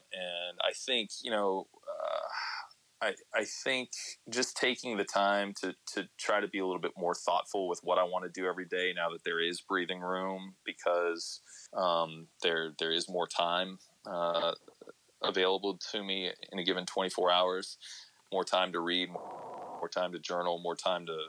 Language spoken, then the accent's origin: English; Columbus, Ohio, United States; moved away as an adult; also born or lived in East Coast; now in Seattle, United States; I was working in local radio in Columbus, Ohio, which was my hometown